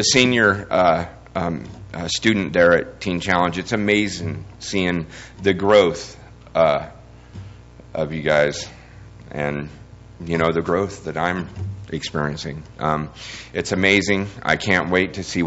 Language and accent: English; California, United States; moved away; also born or lived in Sacramento area; I'm from California.